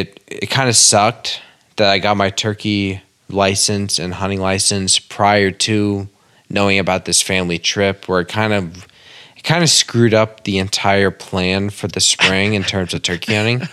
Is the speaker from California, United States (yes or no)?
no; Maine, United States; now in Massachusetts, United States; Obviously, you guys know that I'm in Mass from Maine.